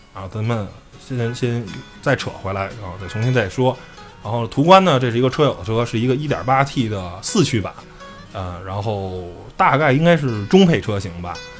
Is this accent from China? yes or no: yes; China; 作为一个汽车媒体的从业者，作为一个中国人